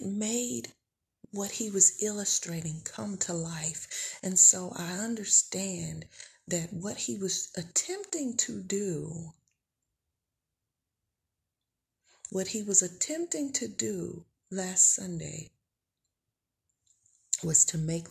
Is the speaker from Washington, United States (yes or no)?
no; Tulsa, Oklahoma, United States; I'm from Tulsa, Oklahoma